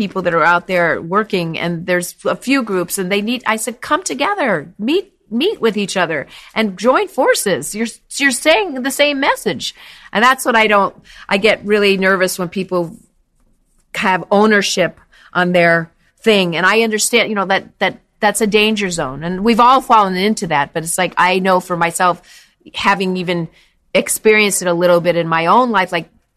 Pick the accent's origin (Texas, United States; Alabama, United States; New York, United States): New York, United States; now in Los Angeles, United States; New York originally, but yeah, I live in LA now. I'm definitely a New Yorker